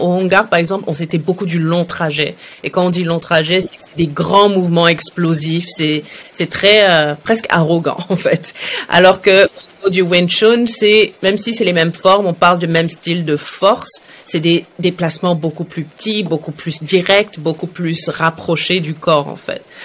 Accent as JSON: {"language": "French", "country": "Saudi Arabia", "tie": "born or raised there", "also_born_or_lived": "France", "moved": "yes", "lives_now": "Montreal, Canada", "said": "moi je suis née en Arabie Saoudite dans les années 80"}